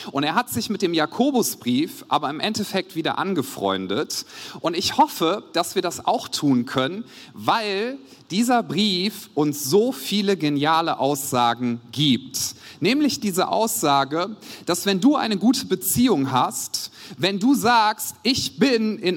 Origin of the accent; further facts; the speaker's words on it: Wuppertal, North Rhine-Westphalia, Germany; Wie schon gesagt, ich komme aus Wuppertal, aus der Credo-Kirche.